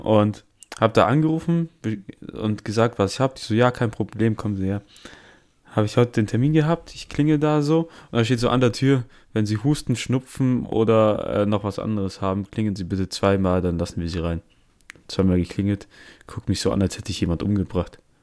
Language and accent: German; Italy; wir sind Italiener